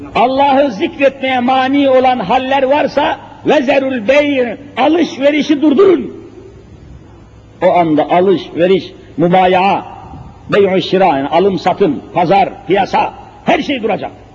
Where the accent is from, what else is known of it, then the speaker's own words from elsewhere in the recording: Elazığ Province, Turkey; Elazığ'ı size söyleyeyim, memleketim olduğunu söylüyorum